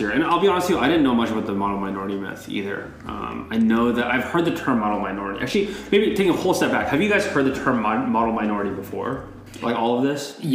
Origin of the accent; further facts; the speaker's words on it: South Korea; It's like, oh, actually, I'm from Korea.